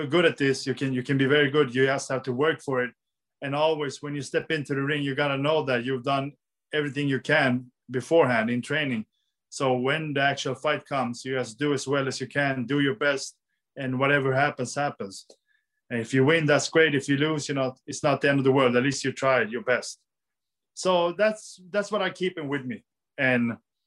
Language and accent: English; Sweden